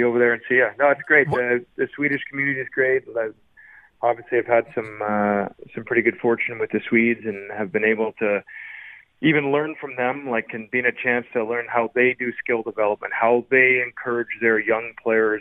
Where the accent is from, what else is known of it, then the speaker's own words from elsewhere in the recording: Canada; as a Canadian growing up